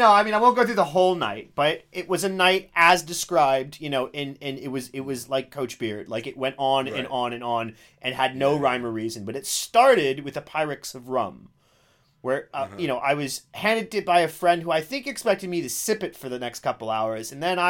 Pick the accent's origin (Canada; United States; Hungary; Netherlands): United States; now in England, United Kingdom; in my home country, Ed, in America.